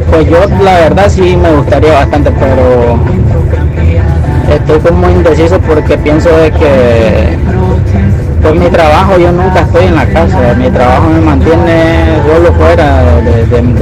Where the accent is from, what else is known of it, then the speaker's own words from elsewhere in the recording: Managua, Nicaragua; yo soy de Managua